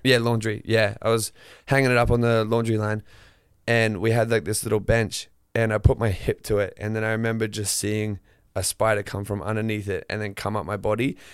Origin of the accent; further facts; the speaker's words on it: northern Queensland, Australia; moved away as an adult; where I grew up in northern Queensland